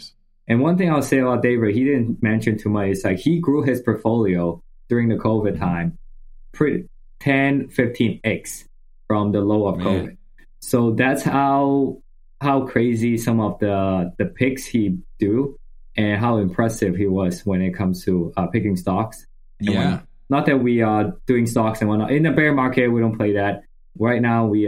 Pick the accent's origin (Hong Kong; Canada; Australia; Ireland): Hong Kong; moved away as an adult; also born or lived in United States; I grew up in Hong Kong. I went to high school, did all that there